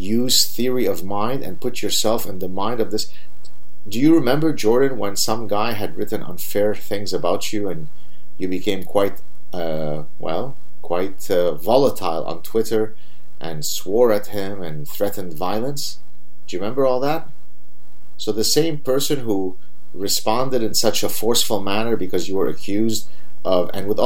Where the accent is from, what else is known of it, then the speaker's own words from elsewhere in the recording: Lebanon; I'm from Lebanon and I'm Jewish